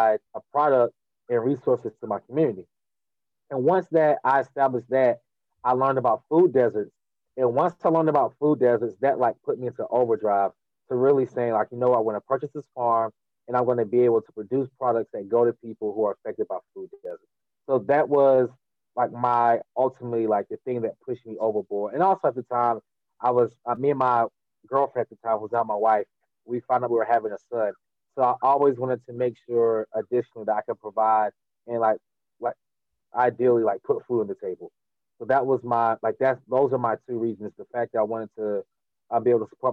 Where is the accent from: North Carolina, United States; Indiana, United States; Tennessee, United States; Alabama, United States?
North Carolina, United States; Durham; I'm from Durham, North Carolina.